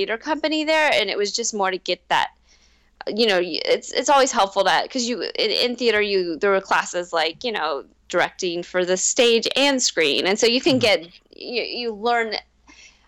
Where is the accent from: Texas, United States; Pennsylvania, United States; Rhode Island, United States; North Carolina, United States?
North Carolina, United States; moved away as an adult; also born or lived in Los Angeles, United States / New York, United States; now in California, United States; I'm from North Carolina. I went to UNC Chapel Hill, moved out to LA right away